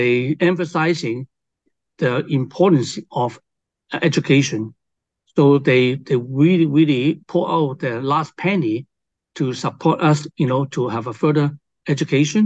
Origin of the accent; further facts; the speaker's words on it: Hong Kong; also born or lived in China / Collingwood, Ontario, Canada; now in Canada; I was born in China and raised in Hong Kong in the 60s.